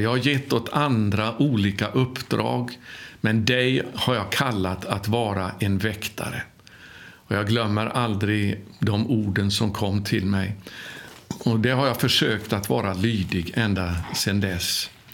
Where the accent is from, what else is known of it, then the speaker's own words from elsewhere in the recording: Sweden; now in Jerusalem, Israel; jag var ifrån Sverige